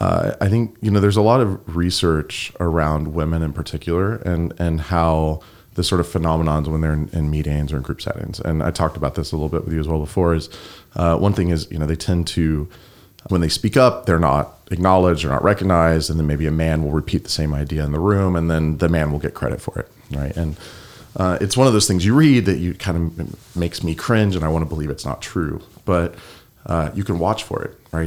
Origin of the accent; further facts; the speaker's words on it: the South, United States; accent: Southern; I grew up in the South, and in the South, there are a lot of like North Carolina, there are a lot of stereotypes. There's, you know, I used to have much more of a Southern accent.